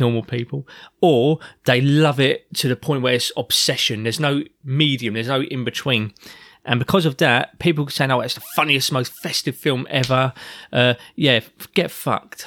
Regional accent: London, United Kingdom; as a child growing up in South London

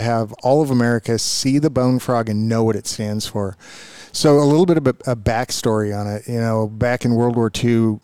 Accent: Federal Way, Washington, United States; I grew up right here in Washington, down in Federal Way

